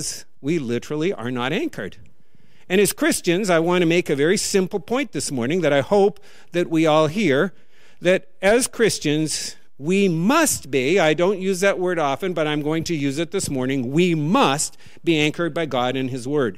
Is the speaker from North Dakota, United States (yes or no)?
yes; North Dakota, United States; born or raised there; now in New England, United States